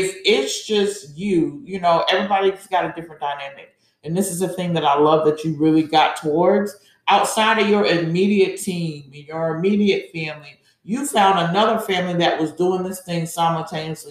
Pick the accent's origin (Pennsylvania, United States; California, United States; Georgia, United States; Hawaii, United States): Georgia, United States; I'm from Georgia.